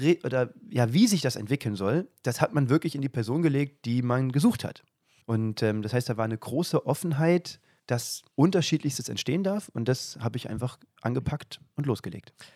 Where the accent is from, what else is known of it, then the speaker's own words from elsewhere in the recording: south of Kassel, Hesse, Germany; moved away as an adult; also born or lived in Nordhausen, Thuringia; aus Hessen, südlich von Kassel.